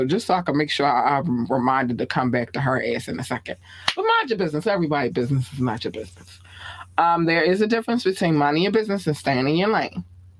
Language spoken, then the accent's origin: English; Baltimore, Maryland, United States; accent: Baltimore; But yeah, you're welcome. You can have my Baltimore accent anytime.